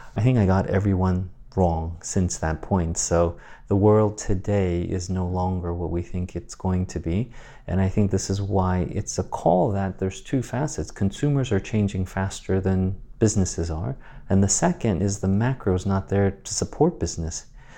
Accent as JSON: {"language": "English", "country": "Guam", "tie": "born there", "said": "I was born in Guam, but quickly my grandmother in Asia started to raise me."}